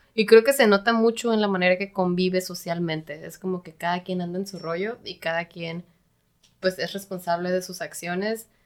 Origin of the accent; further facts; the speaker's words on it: Mexico; also born or lived in San Diego, United States; los mexicanos somos un poquito más cabroncitos